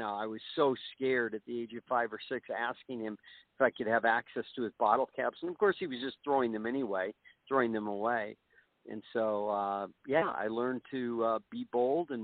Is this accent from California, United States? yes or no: yes; Burbank, California, United States; moved away as an adult; now in Utah, United States; My brother and I, growing up in Burbank, California in the early 50s